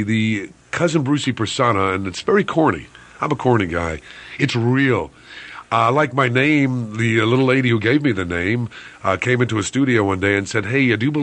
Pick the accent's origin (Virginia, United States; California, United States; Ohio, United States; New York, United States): New York, United States; New York City; I'm a New Yorker